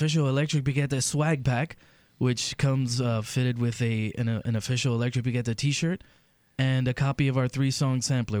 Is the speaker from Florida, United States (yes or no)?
yes; Hialeah, Florida, United States; Well, I'm from Hialeah